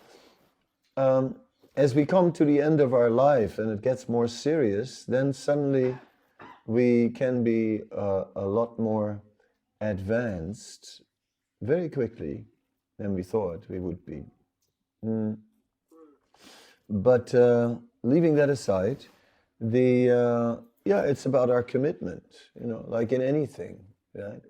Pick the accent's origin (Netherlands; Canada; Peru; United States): Netherlands; moved away; I'm from Holland